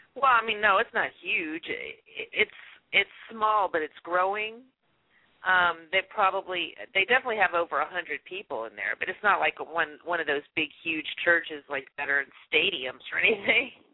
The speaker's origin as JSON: {"language": "English", "region": "Louisiana", "country": "United States", "moved": "yes", "lives_now": "Texas, United States", "said": "I'm from Louisiana"}